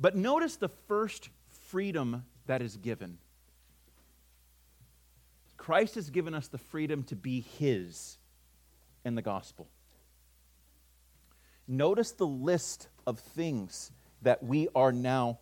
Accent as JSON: {"language": "English", "region": "California", "country": "United States", "also_born_or_lived": "the South", "moved": "yes", "said": "I'm from California originally. I'm not there anymore"}